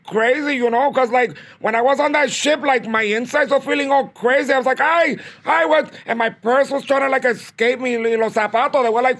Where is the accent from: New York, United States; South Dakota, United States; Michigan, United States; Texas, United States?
New York, United States; Bronx; I mean, originally, you know, my family's from Puerto Rico, pero, you know, I was born and raised in the South Bronx.